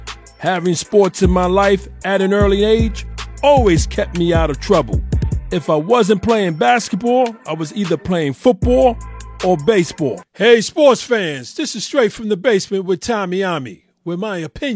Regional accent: New York City, New York, United States; I'm born and raised in New York City.

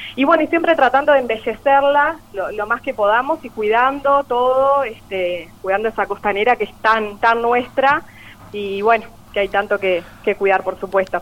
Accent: Paysandú, Uruguay; nacida y criada acá en Paysandú

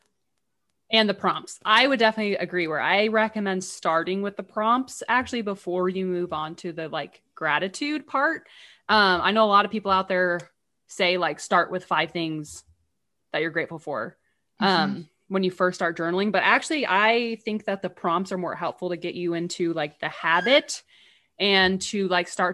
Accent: England, United Kingdom; moved away; when we are growing up in England

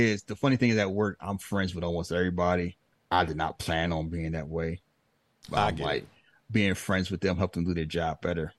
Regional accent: Philadelphia, Pennsylvania, United States; accent: American; Like, I'm from Philly, but if I talk to Philly, they be looking at me like I'm a country ass bumpkin.

